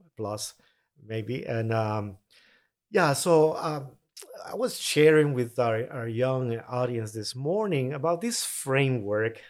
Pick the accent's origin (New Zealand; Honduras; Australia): Honduras; Tegucigalpa, Francisco Morazán; English is a second language; moved away as an adult; now in United States; born raised in Tegucigalpa, capital city of Honduras